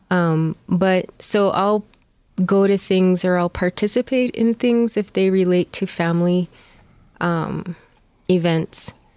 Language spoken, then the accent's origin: English; Four Corners area, Southwest, United States; also born or lived in Arizona; I grew up in the Southwest